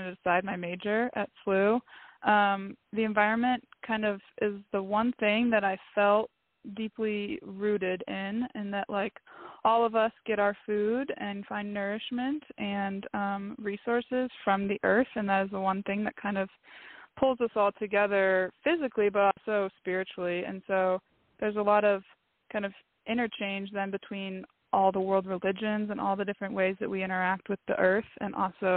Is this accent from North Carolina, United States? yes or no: no; Palatine, Illinois, United States; moved away; born and raised in Palatine